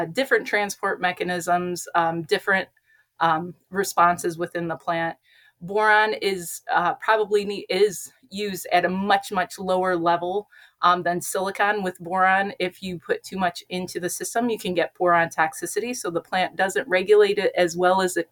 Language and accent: English; Northwest Ohio, United States; I am from Northwest Ohio, born and raised